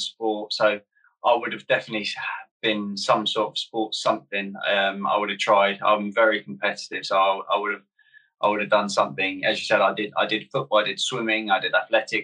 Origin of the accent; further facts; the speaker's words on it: Guildford, South East England, United Kingdom; also born or lived in Middlesbrough; grew up in Guildford, so I've always sort of been a Surrey boy